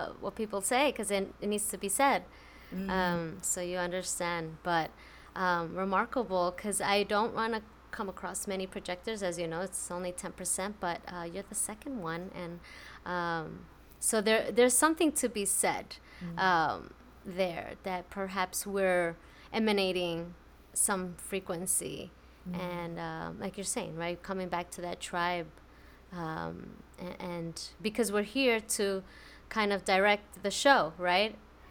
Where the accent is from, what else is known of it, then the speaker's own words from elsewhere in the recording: New York City, New York, United States; moved away; I'm from New York City